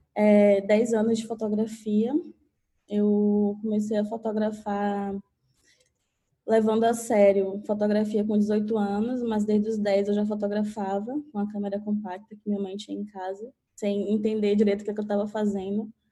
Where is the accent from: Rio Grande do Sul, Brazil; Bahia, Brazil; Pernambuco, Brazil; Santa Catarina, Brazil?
Bahia, Brazil; Catu; also born or lived in Salvador; now in São Paulo, Brazil; eu sou do interior da Bahia, uma cidadezinha chamada Catu